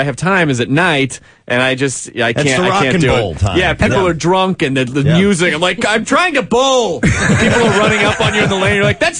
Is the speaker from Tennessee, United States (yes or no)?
yes; Tennessee, United States; moved away; I'm from Tennessee